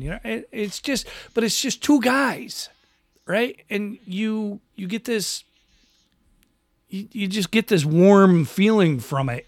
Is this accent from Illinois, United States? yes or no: no; Western New York, United States; where I grew up in in Western New York